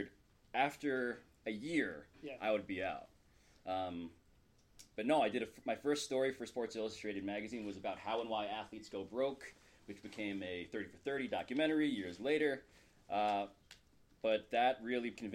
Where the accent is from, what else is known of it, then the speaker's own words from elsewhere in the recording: New York City, New York, United States; I'm a first-generation American, born and raised in New York City.